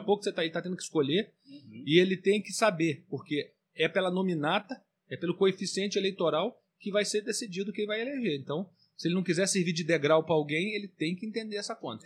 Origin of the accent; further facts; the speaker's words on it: Valença, Rio de Janeiro, Brazil; eu cresci aqui em Valença